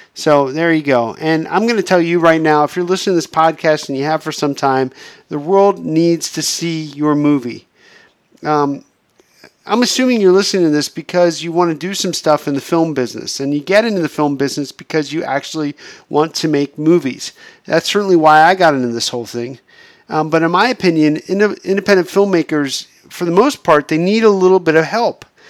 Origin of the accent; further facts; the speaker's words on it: Pennsylvania, United States; moved away as an adult; now in Los Angeles, United States; being stuck in my hometown in Pennsylvania